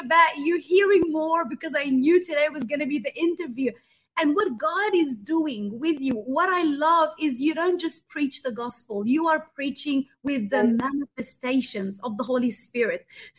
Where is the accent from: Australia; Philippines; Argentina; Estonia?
Australia; now in United States; I came from Australia. Now we live in the US